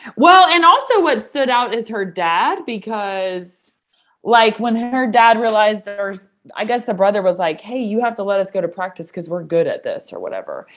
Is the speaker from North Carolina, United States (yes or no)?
no; Knoxville, Tennessee, United States; I was from Knoxville